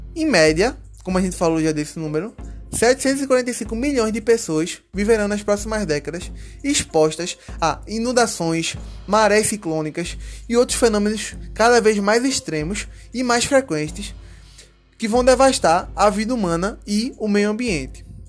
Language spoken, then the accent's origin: Portuguese; Recife, Pernambuco, Brazil; eu que sou da cidade de Recife